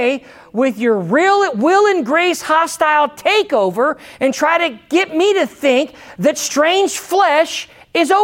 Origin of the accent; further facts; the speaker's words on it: United States; I'm American, but I'm Christian first. I'm American second.